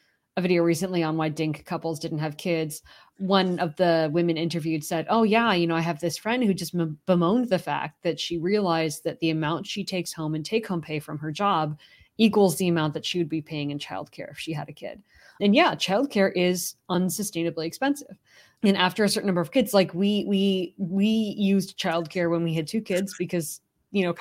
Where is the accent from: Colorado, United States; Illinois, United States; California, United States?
California, United States; moved away; I grew up in California